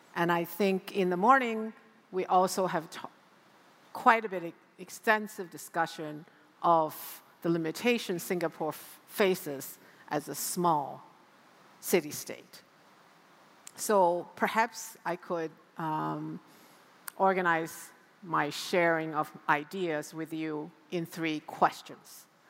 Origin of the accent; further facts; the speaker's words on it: United States; also born or lived in New York City; my home country now, in the United States